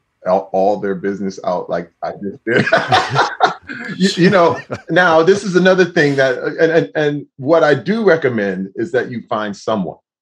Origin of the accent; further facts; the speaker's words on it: Flint, Michigan, United States; as a young Black man growing up in Flint, Michigan